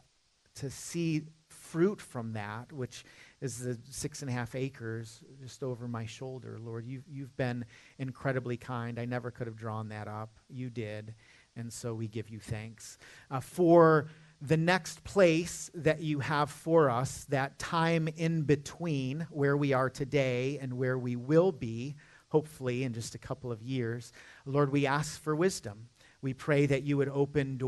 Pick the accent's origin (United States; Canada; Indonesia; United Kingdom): United States; Michigan; now in Charlotte, United States; I'm not a Southerner by birth. You know, I'm kind of adopted into the family. I'm from Michigan, where it actually snows